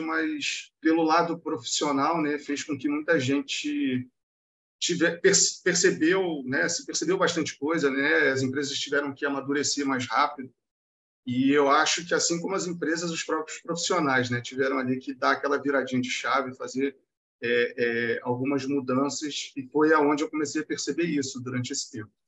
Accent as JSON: {"language": "Portuguese", "region": "Rio de Janeiro", "country": "Brazil", "said": "eu sou daqui do Rio"}